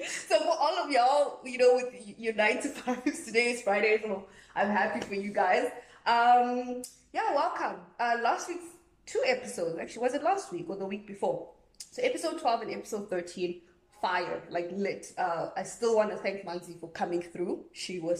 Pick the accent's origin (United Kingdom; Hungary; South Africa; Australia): South Africa; I'm a South African girl